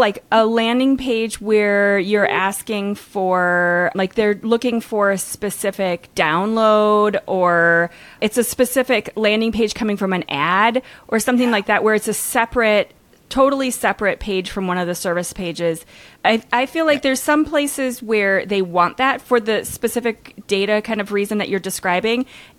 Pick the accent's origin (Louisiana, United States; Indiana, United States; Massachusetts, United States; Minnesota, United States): Minnesota, United States; But I grew up in Minnesota, so I have the long O kind of Canadian slightly sound thing too.